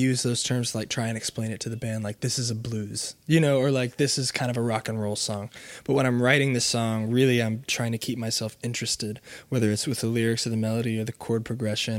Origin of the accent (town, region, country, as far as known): Oklahoma, United States